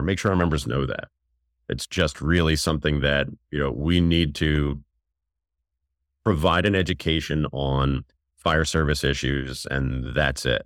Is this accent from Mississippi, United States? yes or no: no; New York, United States; moved away as an adult; now in Maryland, United States; I'm from New York, and uh, I left New York to uh, come to the area, go to the University of Maryland to go to college